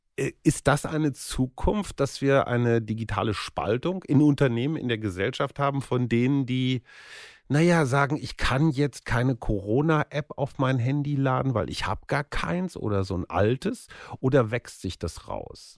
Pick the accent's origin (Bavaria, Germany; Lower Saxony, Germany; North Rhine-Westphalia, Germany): North Rhine-Westphalia, Germany; bei uns in Westfalen